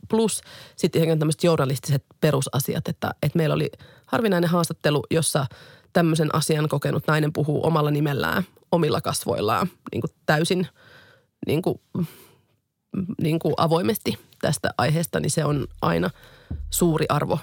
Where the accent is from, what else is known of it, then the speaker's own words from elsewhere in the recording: Finland; moved away as an adult; now in China; mä työskentelen suomalaisena toimittajana Kiinassa